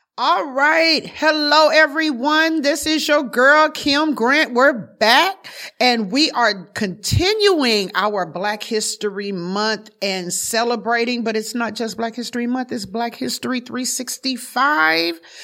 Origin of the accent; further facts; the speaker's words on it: the South, United States; moved away; I was from the South